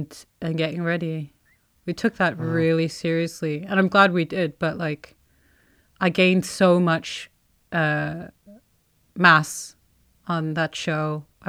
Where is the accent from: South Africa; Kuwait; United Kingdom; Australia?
Kuwait; accent: Kuwaiti; As in, like I have my westernized accent, and then I have my Kuwaiti accent.